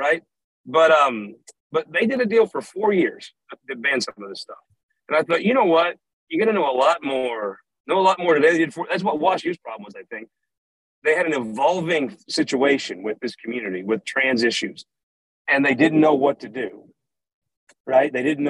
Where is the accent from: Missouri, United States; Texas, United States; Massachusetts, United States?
Missouri, United States; West Butler County; I'm a hillbilly from West Butler County